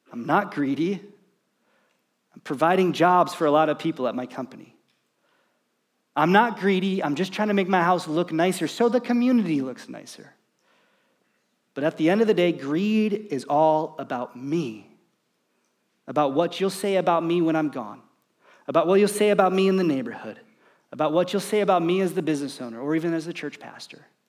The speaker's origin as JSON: {"language": "English", "country": "United States", "said": "as an American, as, as a dad, as someone who's trying to provide for his family"}